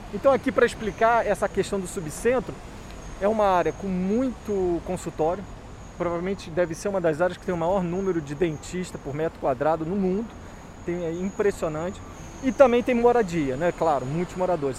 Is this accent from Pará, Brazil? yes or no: no; Rio de Janeiro, Brazil; sou tijucano e depois carioca